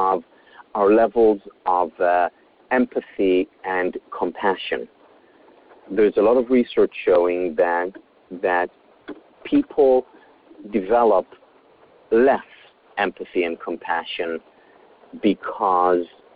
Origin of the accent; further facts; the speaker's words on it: Israel; I grew up in Israel